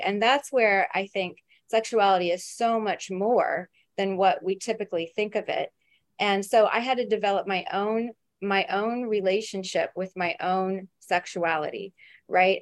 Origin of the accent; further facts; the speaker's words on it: Midwest, United States; now in New York City, United States; I grew up in the Midwest where it was very conservative